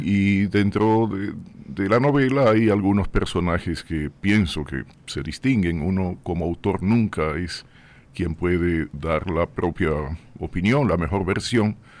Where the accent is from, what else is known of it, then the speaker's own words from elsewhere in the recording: Puerto Plata, Dominican Republic; moved away as an adult; also born or lived in Santo Domingo; en mi pueblo, en Puerto Plata, lo que hice fue sobre todo deporte